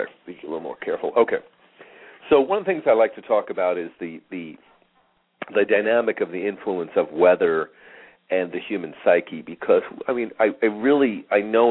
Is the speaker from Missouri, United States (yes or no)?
no; Long Island, New York, United States; moved away as an adult; now in Phoenix, United States; I grew up in New York